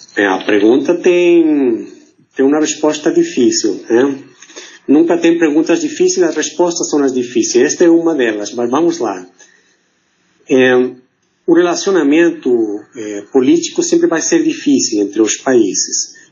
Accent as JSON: {"language": "Portuguese", "region": "Mexico City", "country": "Mexico", "tie": "born or raised there", "accent": "portunhol, Mexican", "second_language": "Portuguese", "moved": "as an adult", "lives_now": "Rio de Janeiro, Brazil", "said": "nasci na Cidade do México, daí que meu sotaque é esse aqui, né, um sotaque portunhol é, mexicano"}